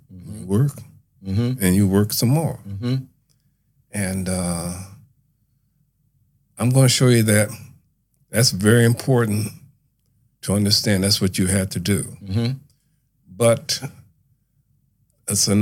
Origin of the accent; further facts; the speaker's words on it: Buffalo, New York, United States; Born and raised in Buffalo, New York.